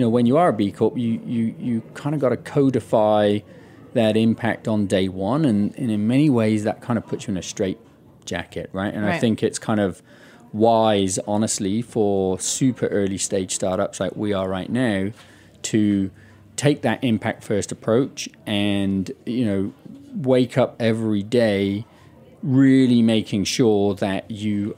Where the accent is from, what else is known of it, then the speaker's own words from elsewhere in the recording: United Kingdom; moved away; my home country, the UK